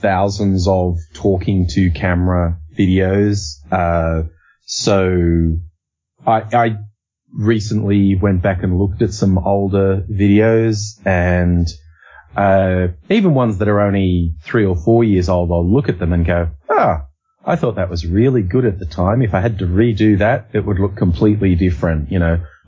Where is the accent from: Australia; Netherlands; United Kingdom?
Australia; we say it like it's a Z, Aussie